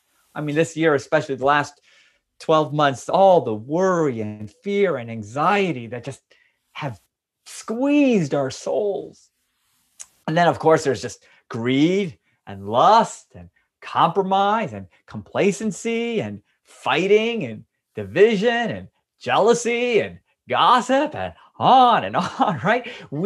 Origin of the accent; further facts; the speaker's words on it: United States; It's not my experience. I grew up in America where we've enjoyed religious freedom and we've never been persecuted here.